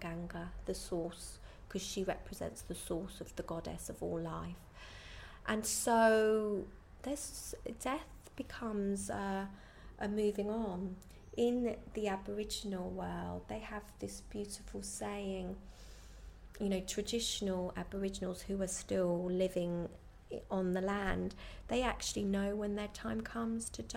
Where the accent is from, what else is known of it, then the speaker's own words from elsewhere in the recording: Ireland; where I come from Ireland